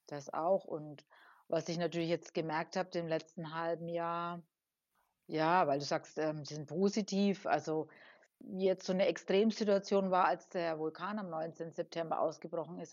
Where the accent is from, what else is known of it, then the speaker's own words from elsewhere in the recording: Germany; now in La Palma, Spain; so als Deutscher